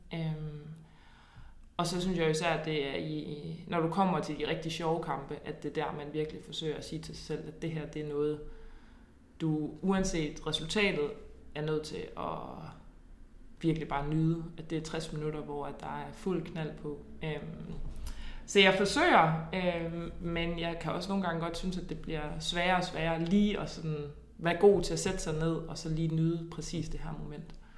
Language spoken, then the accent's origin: Danish; Nyborg, Southern Denmark, Denmark; jeg kommer fra Nyborg af, hvor at der jo er superskønne naturomgivelser, så det var jo ridtur ved, øh, ved stranden og i skoven